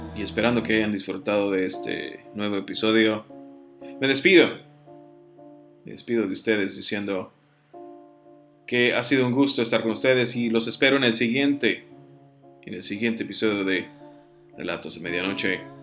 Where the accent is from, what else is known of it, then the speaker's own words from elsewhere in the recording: Piedras Negras, Coahuila, Mexico; moved away as an adult; also born or lived in Saltillo; now in Monterrey, Mexico; yo he vivido en la ciudad de Saltillo, en la ciudad de Pedres Negras, de donde, de donde yo soy, donde viví alrededor de 20 años